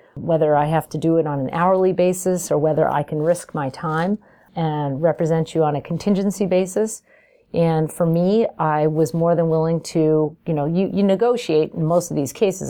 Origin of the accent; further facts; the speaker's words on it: Albany, New York, United States; I'm from Albany, New York